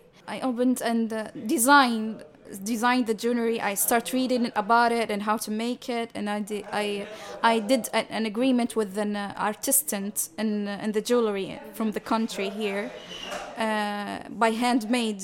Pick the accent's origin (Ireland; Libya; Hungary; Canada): Libya; I am originally from Libya.